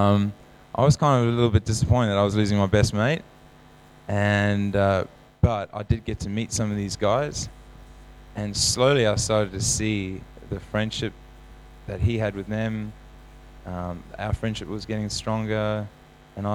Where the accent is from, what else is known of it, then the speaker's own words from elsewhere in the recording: South Africa; Growing up in South Africa, we sing the Lord's Prayer